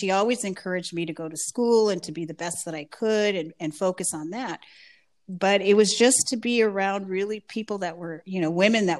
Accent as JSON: {"language": "English", "town": "Oxnard", "region": "California", "country": "United States", "tie": "born or raised there", "also_born_or_lived": "Los Angeles", "said": "I grew up in Oxnard, in a little part of Oxnard called El Rio."}